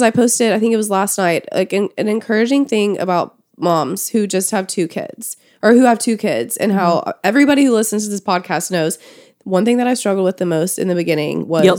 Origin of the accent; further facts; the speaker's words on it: the South, United States; I grew up in the South.